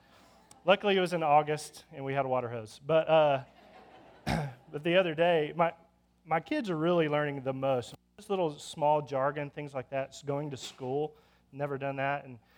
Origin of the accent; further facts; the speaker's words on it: Lubbock, Texas, United States; moved away as an adult; also born or lived in China; now in Lubbock, United States; I'm born and raised in Lubbock, Texas, and left Lubbock and didn't think I'd ever come back.